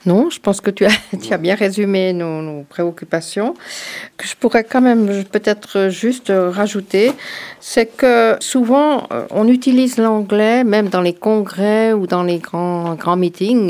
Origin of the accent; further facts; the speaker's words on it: France; also born or lived in Canton of Vaud, Switzerland; now in Canton of Fribourg, Switzerland; Je suis française d'origine